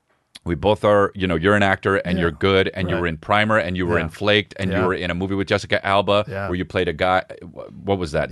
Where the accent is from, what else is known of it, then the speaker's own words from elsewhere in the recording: South Korea; you guys do have Korean food, right? Because I love food from my home country.